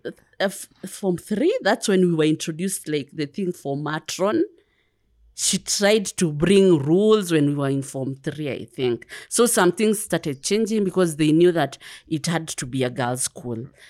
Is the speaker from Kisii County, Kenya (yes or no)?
no; Kiambu County, Kenya; first language Kikuyu; English is a second language; moved away as an adult; also born or lived in Nairobi / Dar es Salaam, Tanzania / United Kingdom; I'm from Kiambu